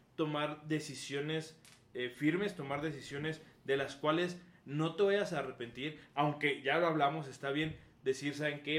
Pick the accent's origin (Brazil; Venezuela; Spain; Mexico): Mexico; ser firmes como mexicanos